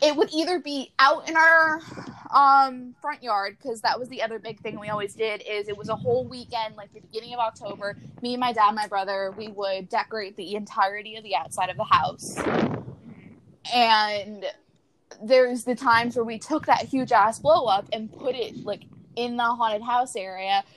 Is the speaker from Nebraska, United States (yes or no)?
no; Florida, United States; I grew up in Florida